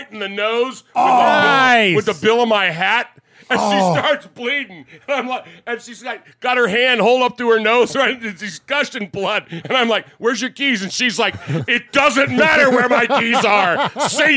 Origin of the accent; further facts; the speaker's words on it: San Jose, California, United States; moved away as an adult; I was born in San Jose, California. Yes. I was there till I was 18